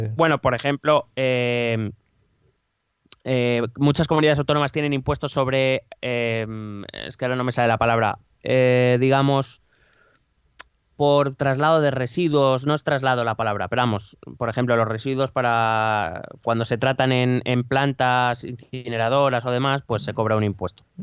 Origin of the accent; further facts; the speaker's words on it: Community of Madrid, Spain; somos de Madrid